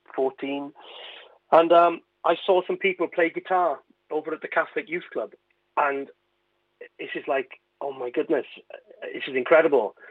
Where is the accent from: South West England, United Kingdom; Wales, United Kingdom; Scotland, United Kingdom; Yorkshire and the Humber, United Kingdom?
Wales, United Kingdom; Carmarthen; I was born in Carmarthen.